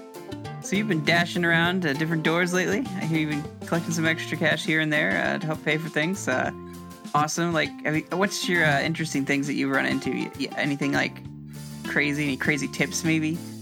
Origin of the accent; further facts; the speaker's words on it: Indianapolis, Indiana, United States; I'm from Indianapolis